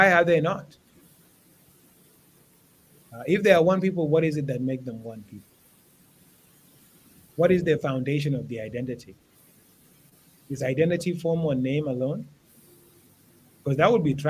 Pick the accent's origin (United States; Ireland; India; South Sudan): South Sudan; I'm from Twitch